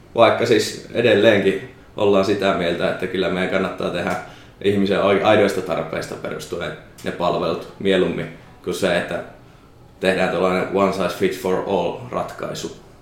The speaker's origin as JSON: {"language": "Finnish", "region": "Savonia", "country": "Finland", "also_born_or_lived": "Pirkanmaa", "moved": "yes", "said": "mä oon Savosta"}